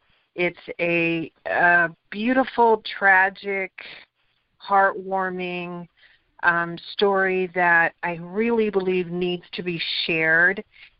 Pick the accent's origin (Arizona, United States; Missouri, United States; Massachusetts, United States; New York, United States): Missouri, United States; Kansas City; moved away; But I was born and raised in Kansas City, Missouri, and I did spend some time at a radio station there. It was NPR, 90.1 FM